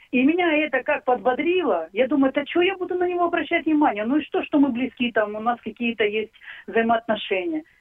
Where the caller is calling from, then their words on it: Barvinkove, Kharkiv Oblast, Ukraine; я из Барвенкова.